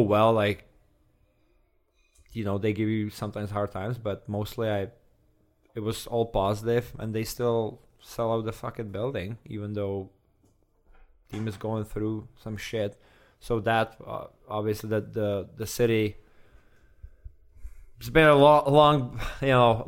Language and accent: English; Czechia; English is a second language; moved away as an adult; also born or lived in Edmonton, Canada / Calgary, Canada; I'm from Czech